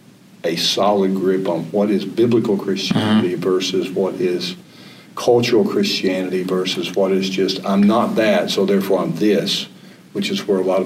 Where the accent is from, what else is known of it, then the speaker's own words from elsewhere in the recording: the South, United States; born there; I was born in America. I was born in the South.